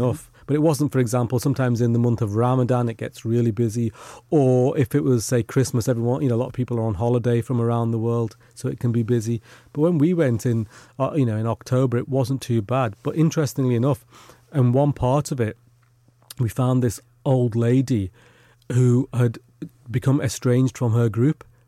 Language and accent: English; United Kingdom; not only were we born here, but our parents were born here as well. So we're, you know, as British as the day is long.